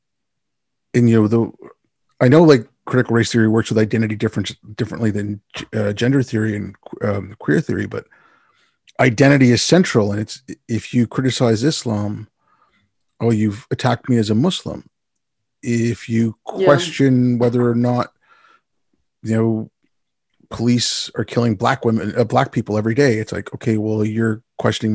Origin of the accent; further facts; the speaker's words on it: Canada; also born or lived in India; my family moved from India when I was six. So, you know, I'd go back every now and then, but I grew up in Canada